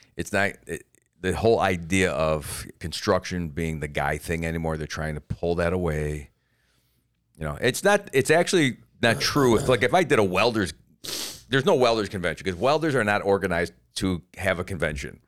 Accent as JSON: {"language": "English", "region": "Florida", "country": "United States", "said": "I'm from Florida and we have the Don't Say Gay Bill"}